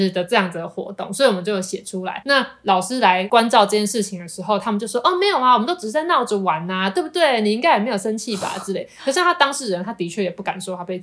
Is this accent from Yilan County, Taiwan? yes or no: no; Taipei, Taiwan; moved away as an adult; also born or lived in Tainan; 因为我是台北人，所以其实我在念大学以前，我都是在台北读书。是直到我考大学的时候，考到南部的学校，我才去台南读书，成为南漂青年